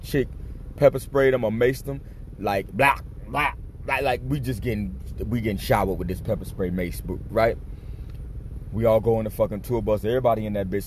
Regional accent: Miami, Florida, United States; also born or lived in New York; I'm from Miami, and the only time I've been away from Miami is when I was stationed in New York. I've always lived in Florida

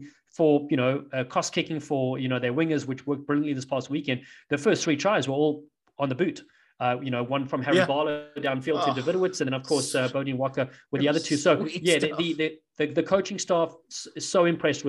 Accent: South Africa; moved away; I'm from South Africa

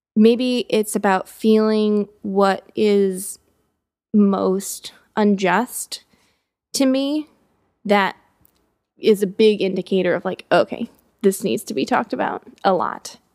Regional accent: United States; being an American

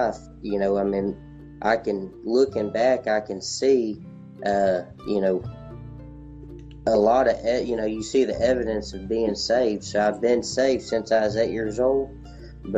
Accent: Texas, United States; I grew up here in Texas, here in the South

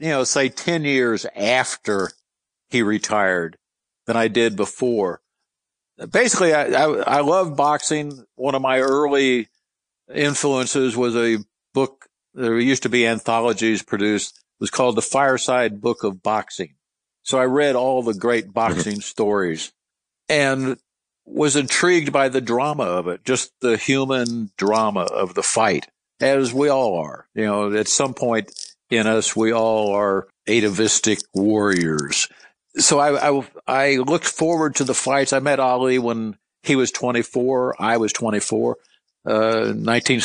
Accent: Louisville, Kentucky, United States; he knew me as Louisville because I was from Louisville.

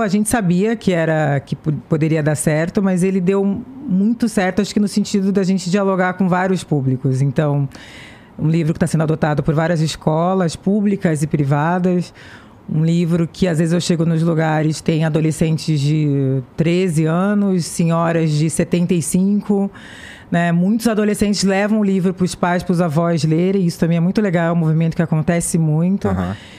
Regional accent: Santos, São Paulo, Brazil; Eu sou de Santos, litoral de São Paulo, meu pai é estivador, era estivador no Porto de Santos

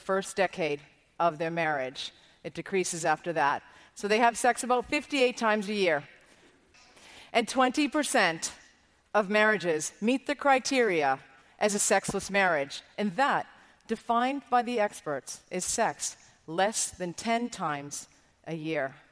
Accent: Ireland; as an Irish Catholic girl

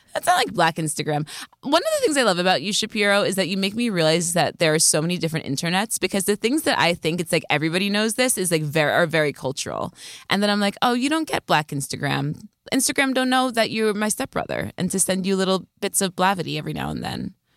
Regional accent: near Scranton, Pennsylvania, United States; I grew up near Scranton.

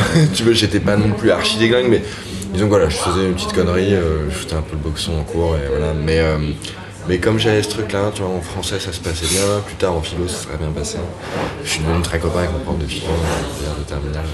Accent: Paris, Île-de-France, France; moved away as an adult; also born or lived in Berlin; j'ai grandi à Paris euh, vers la place de Clichy

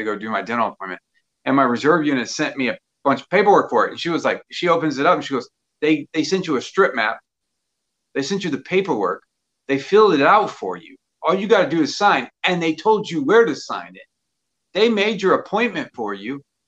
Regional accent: Germany; born there; also born or lived in Mississippi; I was born in Germany. We lived in a couple states after that, and then we went back to Germany, and then we ended up in Mississippi

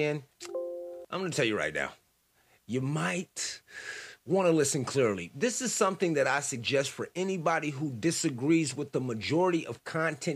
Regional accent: United States; as an American

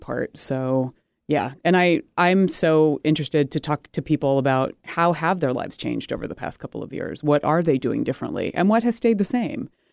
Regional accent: United States; I'm American made British parts

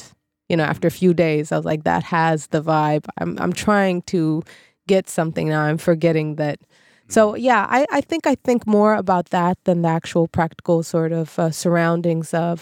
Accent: Sweden; as a half Japanese Swede

